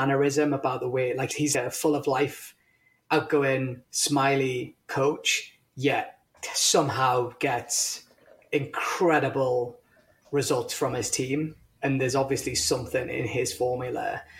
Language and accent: English; India; You're going to laugh because I'm Indian